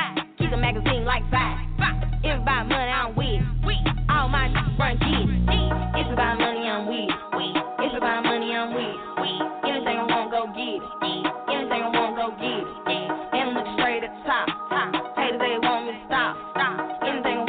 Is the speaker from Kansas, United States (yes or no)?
no; Mobile, Alabama, United States; my hometown, Mobile, Alabama